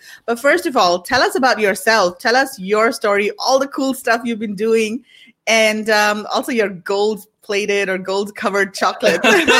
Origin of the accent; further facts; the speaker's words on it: India; moved away as an adult; now in Singapore; I live in Singapore. I've been here for about 5 years and I just love it here. I'm originally from India